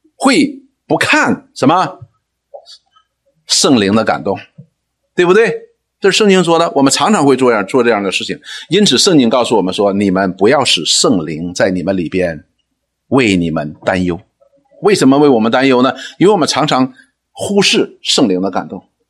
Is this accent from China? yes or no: yes; China; 我们中国人讲说什么，逢庙就拜